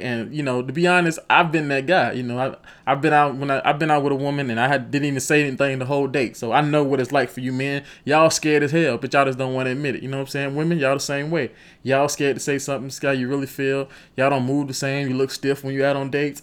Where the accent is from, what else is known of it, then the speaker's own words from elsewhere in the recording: Rock Hill, South Carolina, United States; I'm from Rock Hill, South Carolina